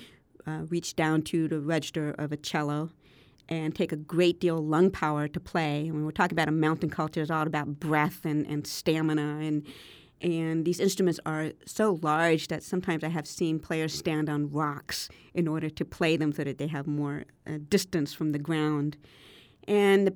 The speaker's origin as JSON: {"language": "English", "town": "Berkeley", "region": "California", "country": "United States", "tie": "born or raised there", "said": "growing up in Berkeley, California in the 70s and 80s."}